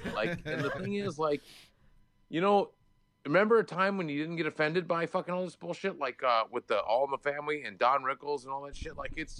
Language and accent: English; the South, United States; I grew up in the South.